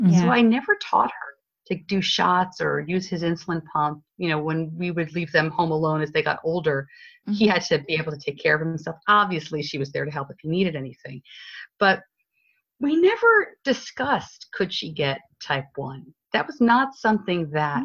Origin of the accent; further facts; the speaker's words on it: New York, United States; accent: northeastern; now in Charlotte, United States; I'm originally from New York